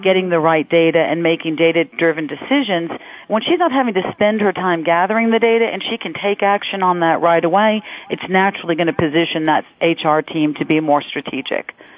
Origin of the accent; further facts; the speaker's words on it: Louisiana, United States; now in Florida, United States; am from Louisiana